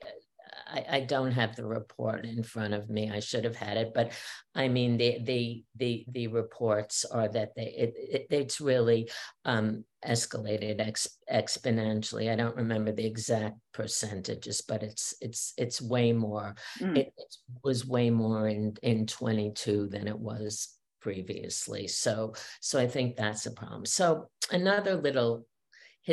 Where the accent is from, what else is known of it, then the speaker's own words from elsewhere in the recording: New York City, New York, United States; I grew up in Queens